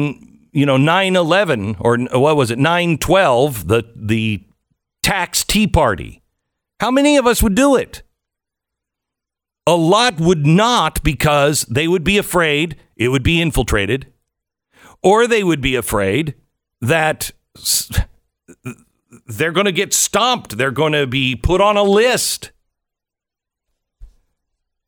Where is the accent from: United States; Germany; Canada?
United States; Pacific Northwest; I grew up in the Pacific Northwest